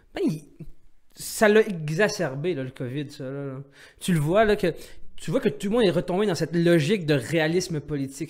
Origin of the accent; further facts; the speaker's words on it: Algeria; je suis algérien